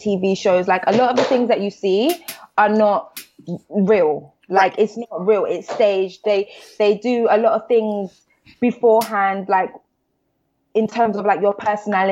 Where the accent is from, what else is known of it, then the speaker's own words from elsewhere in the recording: London, United Kingdom; I'm from the South. So, I'm from the South of London